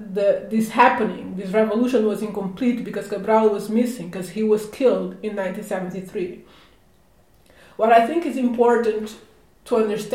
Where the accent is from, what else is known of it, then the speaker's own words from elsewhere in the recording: Portugal; being a Cape Verdean, born and raised in Portugal